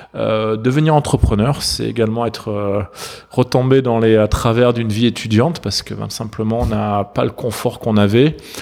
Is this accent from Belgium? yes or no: no; between Montpellier and Valence, south of France, France; j'ai grandi dans le sud de la France. entre Montpellier et Valence.